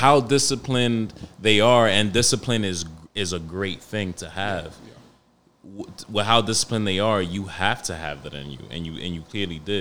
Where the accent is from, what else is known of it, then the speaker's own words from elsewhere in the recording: New York City, New York, United States; moved away; I grew up in Harlem, so it's like up and down Manhattan